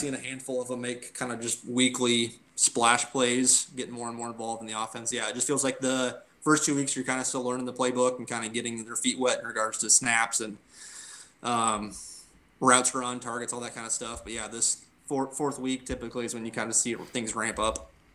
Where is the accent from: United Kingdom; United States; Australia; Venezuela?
United States; Norwalk; I moved uh, to Norwalk, which is our, my hometown